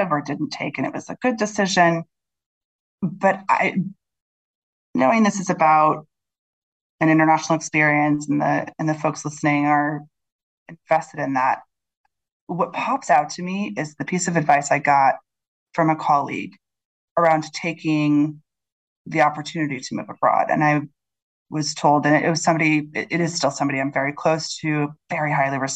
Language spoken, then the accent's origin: English; Chicago, Illinois, United States; now in London, United Kingdom; I'm from Chicago